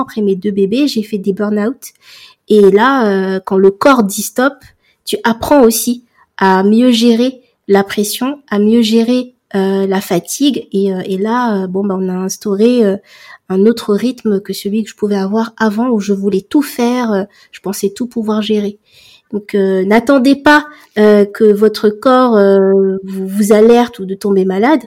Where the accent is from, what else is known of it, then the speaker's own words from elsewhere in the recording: Comoros; moi je suis comorienne